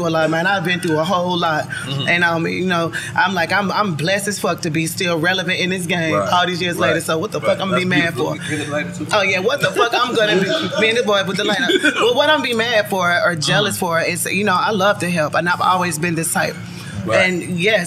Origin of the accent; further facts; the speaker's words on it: Memphis, Tennessee, United States; I'm from Memphis